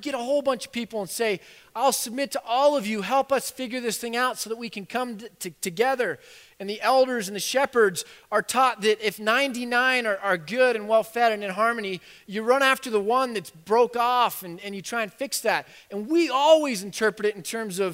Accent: United States; We're so American

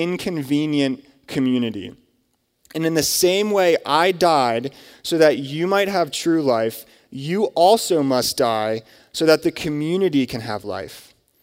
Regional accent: Lancaster, Pennsylvania, United States; I'm from Lancaster, Pennsylvania

